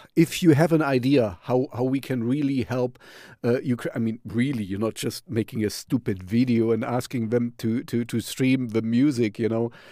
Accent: Jena, Thuringia, Germany; Jena, um, you know, my hometown.

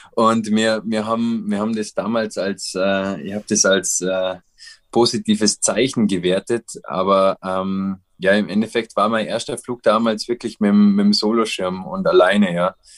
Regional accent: Austria; bei uns in Österreich

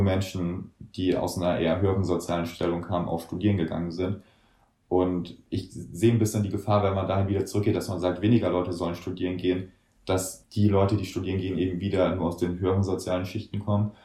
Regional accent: Germany; bei uns in Deutschland

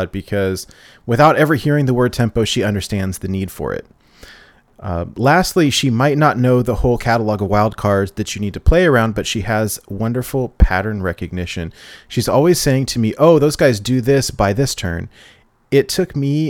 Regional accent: California, United States; I grew up in California

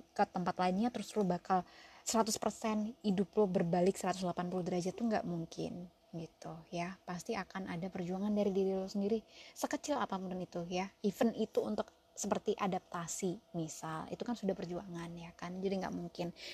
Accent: Surabaya, East Java, Indonesia; now in United States; gue arek Surabaya nang US

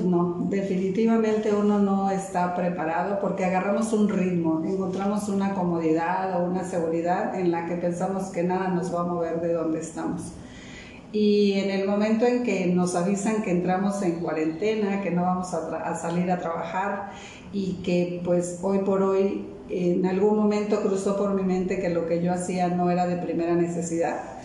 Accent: Mérida, Yucatán, Mexico; moved away as an adult; mi ciudad de origen, que es Yucatán, Mérida, Yucatán

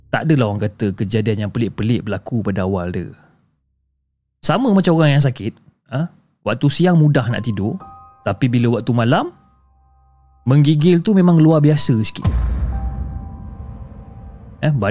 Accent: Johor Bahru, Johor, Malaysia; dan saya berasal dari Johor Bahru.

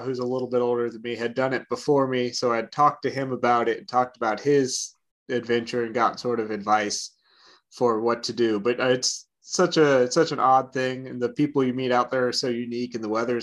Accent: Atlanta, Georgia, United States; moved away as an adult; also born or lived in Clemson, South Carolina / Lexington, Virginia; now in Charleston, United States; I grew up in Atlanta, Georgia

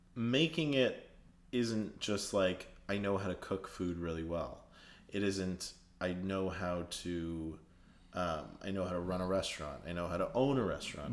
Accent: Canada; born or raised there; now in Toronto, Canada

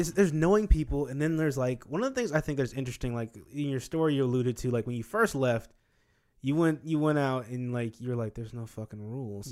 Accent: Wichita, Kansas, United States; also born or lived in Marietta; now in Atlanta, United States; growing up in Kansas, I was used to being, like, the only black guy

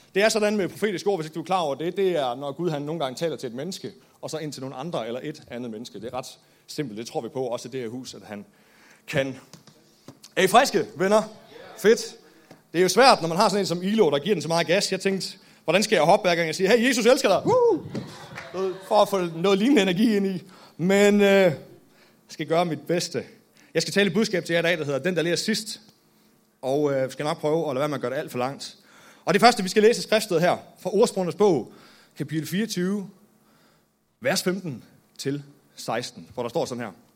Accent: Nykøbing Mors, North Denmark Region, Denmark; Født og opvokset i Nykøbing Mors

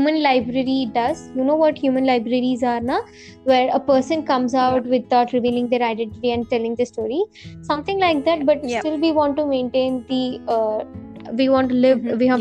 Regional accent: India; I'm an Indian

